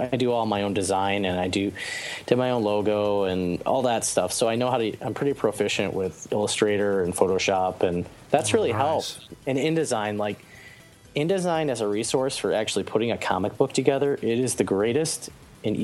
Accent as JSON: {"language": "English", "region": "Michigan", "country": "United States", "tie": "born or raised there", "said": "I grew up in Michigan"}